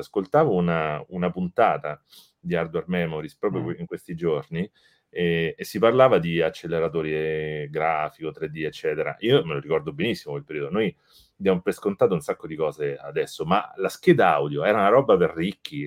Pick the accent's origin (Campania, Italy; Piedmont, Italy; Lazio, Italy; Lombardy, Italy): Lazio, Italy; Rome; sono di Roma